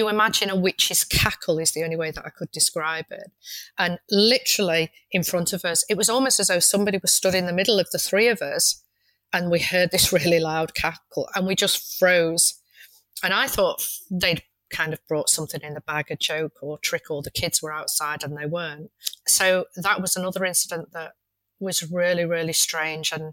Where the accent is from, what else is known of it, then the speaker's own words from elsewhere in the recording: Manchester, North West England, United Kingdom; moved away; I'm originally from Manchester